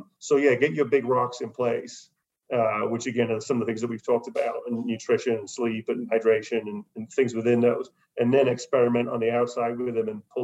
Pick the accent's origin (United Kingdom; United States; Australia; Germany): United Kingdom; being British